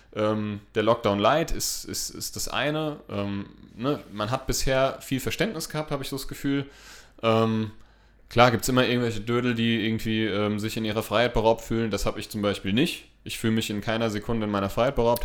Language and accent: German; Hesse, Germany; wir kommen aus Hessen, wir, wir, wir lieben den hessischen äh, Dialekt